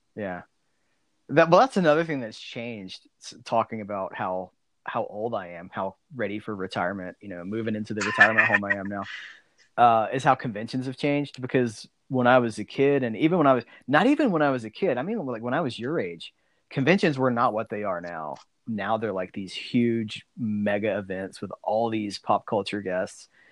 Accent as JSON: {"language": "English", "region": "South Alabama", "country": "United States", "tie": "born or raised there", "also_born_or_lived": "Pensacola, Florida", "said": "I, I, grew up like South Alabama"}